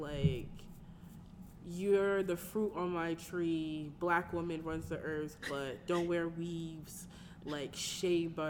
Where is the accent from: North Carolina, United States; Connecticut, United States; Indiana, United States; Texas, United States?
Connecticut, United States; I'm from Connecticut.